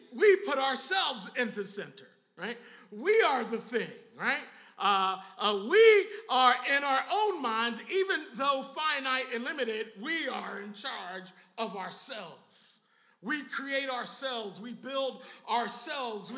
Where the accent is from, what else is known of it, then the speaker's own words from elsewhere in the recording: Philadelphia, Pennsylvania, United States; I'm from Philly